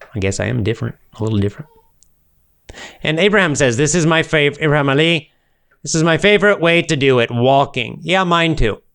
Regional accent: United States; first language English; as an American and a native speaker

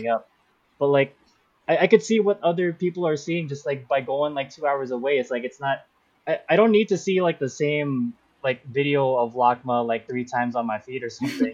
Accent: California, United States; also born or lived in Philippines; I've been here basically my whole life

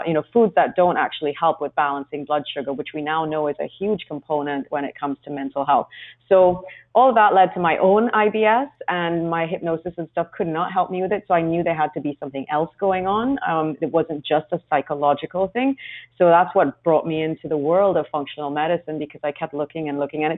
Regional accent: Trinidad & Tobago; now in London, United Kingdom; I grew up in a very small place in the Caribbean called Trinidad

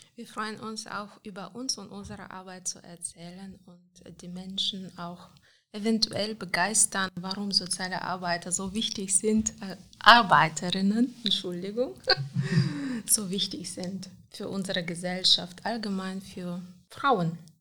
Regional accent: Moldova; German is a second language; moved away as an adult; also born or lived in Cologne, Germany; now in Aachen, Germany; Ich bin in Moldawien geboren, also äh, einfach 1980, das war noch ganz anderes Land, da war noch Sowjetunion

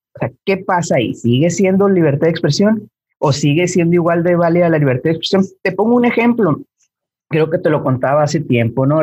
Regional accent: Mexico; tú y yo somos de México

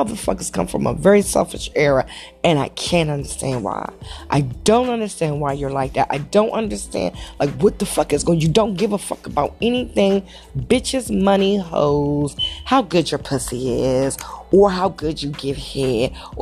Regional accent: Langley Park, Maryland, United States; also born or lived in Montgomery County, Maryland; now in Gaithersburg, United States; I was born in Montgomery County, but I grew up in PG, Langley Park

